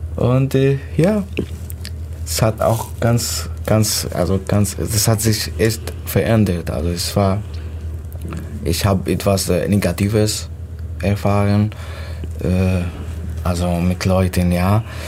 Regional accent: Syria; German is a second language; moved away as an adult; also born or lived in Turkey; now in Germany; ich komme aus Syrien

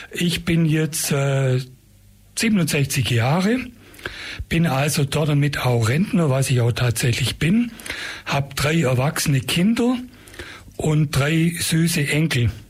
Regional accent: Ulm, Baden-Württemberg, Germany; ich bin gebürtiger Ulmer, Hausgeburt. Das war früher normal. Also, wo ich geboren wurde, äh, in Ulm, Kuhberg, Soldatenstraße

